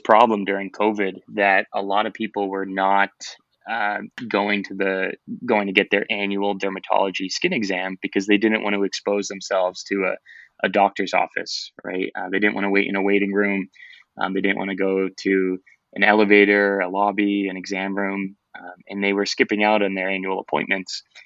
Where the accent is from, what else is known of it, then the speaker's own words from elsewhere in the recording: Boston, Massachusetts, United States; moved away as an adult; now in Florida, United States; I'm from Boston, Massachusetts